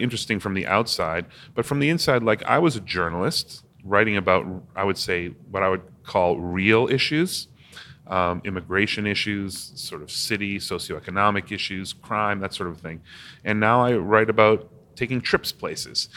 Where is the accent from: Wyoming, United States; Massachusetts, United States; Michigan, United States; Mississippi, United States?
Massachusetts, United States; Newton; also born or lived in Cambridge, Massachusetts; I was born in Cambridge, Massachusetts, and I grew up in Newton, Massachusetts